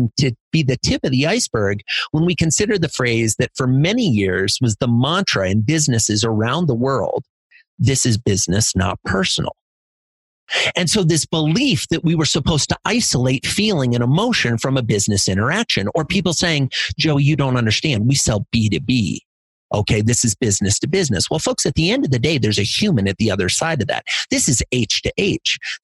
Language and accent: English; Iowa, United States; I grew up in Iowa in a little farming community